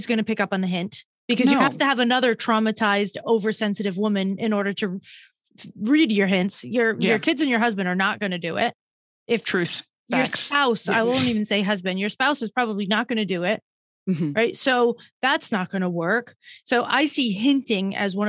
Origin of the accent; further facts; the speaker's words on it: Northeast, United States; I'm from the Northeast